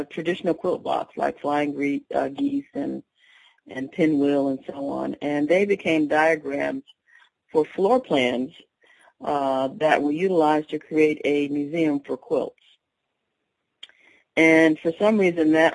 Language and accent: English; Connecticut, United States; I grew up in Connecticut, but my family is from North Alabama